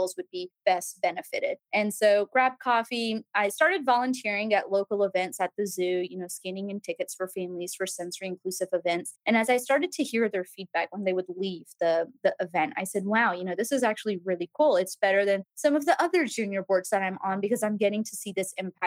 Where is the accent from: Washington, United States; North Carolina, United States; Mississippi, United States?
Mississippi, United States; also born or lived in Birmingham, Alabama; now in Nashville, United States; I'm a Southern gal through and through, born and raised in Mississippi